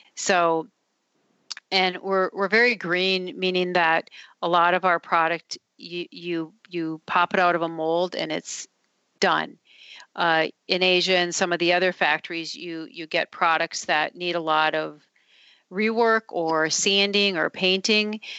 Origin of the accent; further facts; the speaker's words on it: Duluth, Minnesota, United States; I grew up in Duluth, Minnesota, which is very hilly, uh, very cold